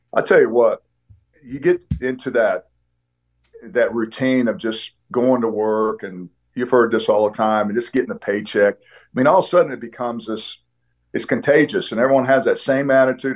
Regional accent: Oklahoma, United States; when I was growing up in Oklahoma

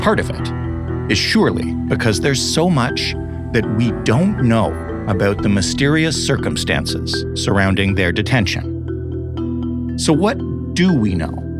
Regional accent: Canada

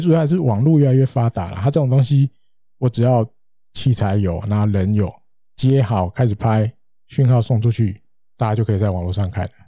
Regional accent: Taiwan; 我们台湾人

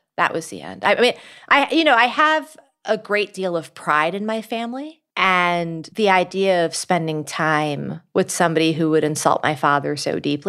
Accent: New York City, New York, United States; in nonprofit work in New York City, my hometown.

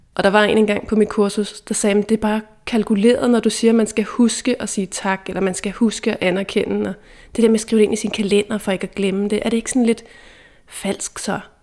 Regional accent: Dragør, Capital Region of Denmark, Denmark; da vi gik i gymnasiet, der boede jeg hjemme i Dragør

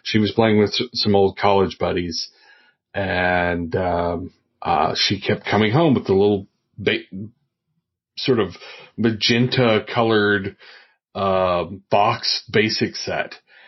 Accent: Oak Ridge, Tennessee, United States; I am originally from the Tennessee Valley. I grew up around Oak Ridge, Tennessee, but I moved around a lot too.

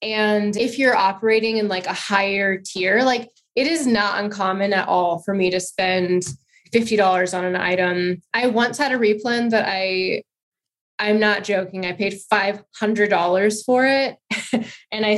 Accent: Alaska, United States; I'm from Alaska, so Alaska

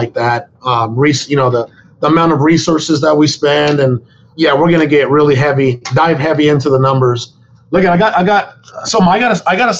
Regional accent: Sonora, Mexico; now in United States; I was born in Mexico. I was born in Sonora, Mexico

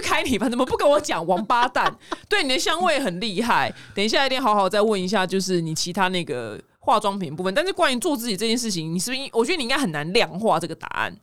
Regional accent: Taiwan; 我们台湾人

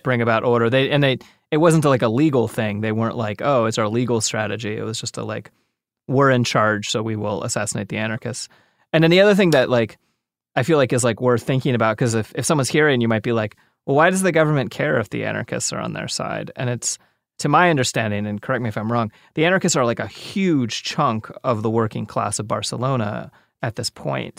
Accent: United States; I'm an American.

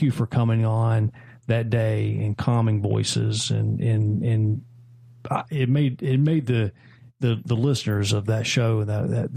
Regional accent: Anderson, South Carolina, United States; I'm from Anderson, South Carolina.

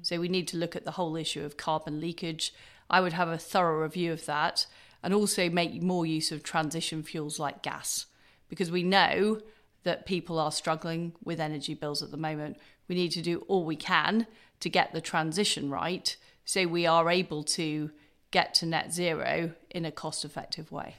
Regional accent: Leeds, Yorkshire and the Humber, United Kingdom; also born or lived in Paisley, Scotland; I was brought up in Paisley in Scotland and in Leeds

